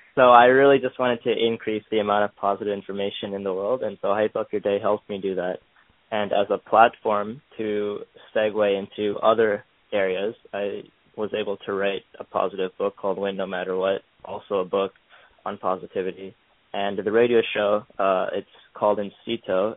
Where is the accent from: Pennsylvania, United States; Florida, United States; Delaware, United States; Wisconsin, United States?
Pennsylvania, United States; moved away as an adult; now in New York, United States; I grew up in Pennsylvania, a small town, and I'm currently in school in New York at uh, Cornell.